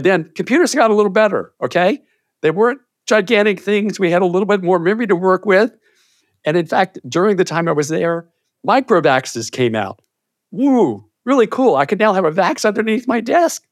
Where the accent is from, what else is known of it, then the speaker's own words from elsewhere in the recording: Chesapeake, Virginia, United States; also born or lived in Moorhead, Minnesota; I grew up in Virginia. So I'm in, I'm a native Virginian, in a little place called Chesapeake, Virginia